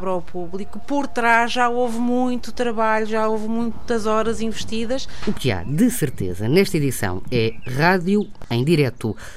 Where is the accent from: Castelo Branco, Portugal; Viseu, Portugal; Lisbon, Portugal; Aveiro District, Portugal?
Aveiro District, Portugal; Ovar; Nós somos de Ovar e eles nasceram a partir dos palheiros, dos pescadores antigamente.